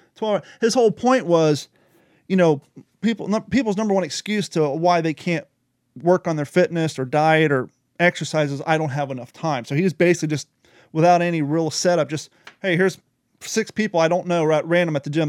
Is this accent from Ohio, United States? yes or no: yes; Ohio, United States; I grew up in Ohio